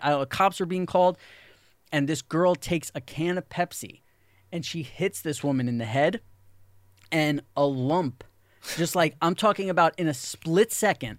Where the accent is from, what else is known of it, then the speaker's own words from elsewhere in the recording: New York City, New York, United States; when you grow up in New York City